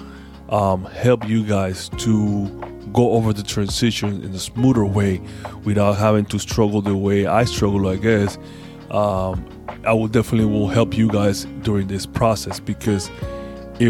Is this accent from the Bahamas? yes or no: no; Panama; I'm from Panama.